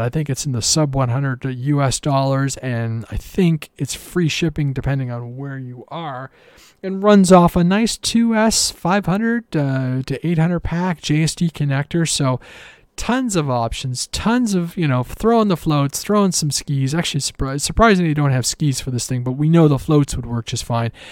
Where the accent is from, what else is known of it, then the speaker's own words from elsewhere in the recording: Canada; I'm Canadian